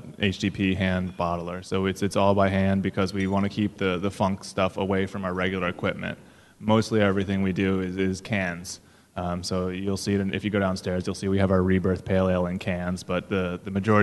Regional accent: Northeast, United States; moved away as an adult; now in New Orleans, United States; I grew up in the Northeast

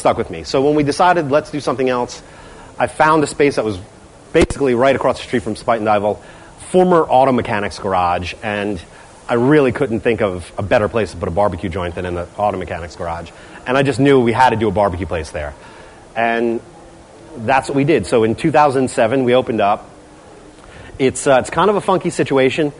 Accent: New Jersey, United States; I'm from New Jersey. I'm from North Jersey

